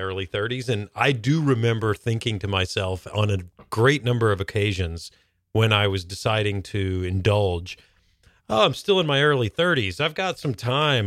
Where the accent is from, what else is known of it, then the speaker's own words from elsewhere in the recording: North Georgia, United States; now in Seattle, United States; I grew up in North Georgia